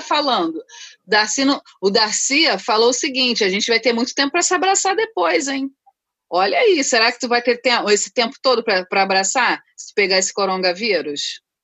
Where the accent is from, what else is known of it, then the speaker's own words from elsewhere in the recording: Rio de Janeiro, Brazil; also born or lived in Rocinha, Rio de Janeiro; falo do Rio de Janeiro, diretamente da, do Parque da Cidade, Rocinha, da Gávea, mas sou cria de Madureira